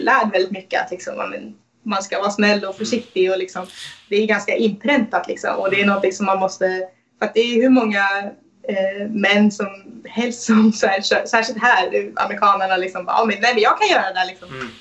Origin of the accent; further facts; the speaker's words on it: Sweden; Både som svensk och, och kvinna